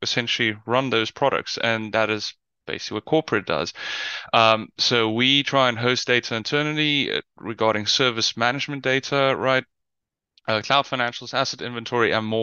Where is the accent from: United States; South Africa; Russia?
South Africa; now in Netherlands; You might hear from the accent. I'm from South Africa. I currently live in the Netherlands.